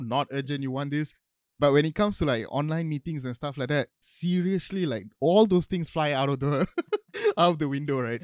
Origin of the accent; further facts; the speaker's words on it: Johor Bahru, Johor, Malaysia; now in Kuala Lumpur, Malaysia; my hometown is in JB